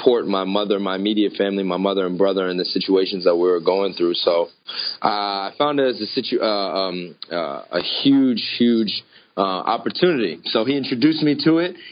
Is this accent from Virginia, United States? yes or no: yes; Northern Virginia, United States; I was born and raised in Northern Virginia, which is pretty much right outside of D.C.